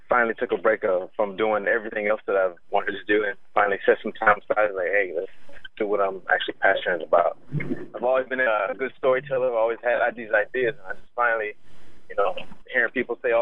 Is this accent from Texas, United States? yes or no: yes; San Antonio, Texas, United States; I'm from San Antonio, Texas